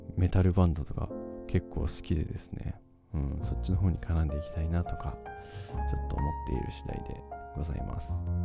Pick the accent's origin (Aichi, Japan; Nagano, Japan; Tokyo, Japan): Nagano, Japan; accent: Nagano dialect; 長野弁長野弁が出てねえか